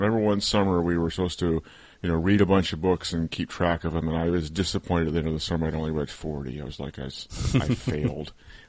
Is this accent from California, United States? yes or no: no; Connecticut, United States; moved away as an adult; also born or lived in Maine / New York; I grew up on the East Coast in Connecticut.